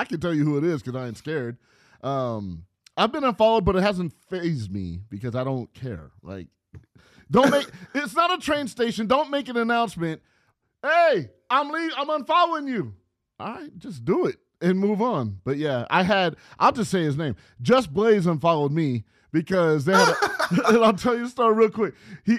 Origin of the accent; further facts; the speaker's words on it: California, United States; I'm from California, dog.